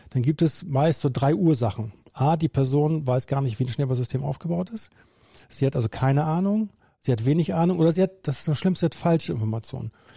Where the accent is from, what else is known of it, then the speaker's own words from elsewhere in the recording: Bremen, Germany; bin gebürtiger Bremer